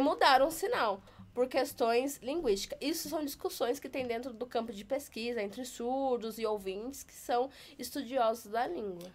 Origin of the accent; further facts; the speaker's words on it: Taubaté, São Paulo, Brazil; now in São Paulo, Brazil; Na minha cidade, eu sou de Taubaté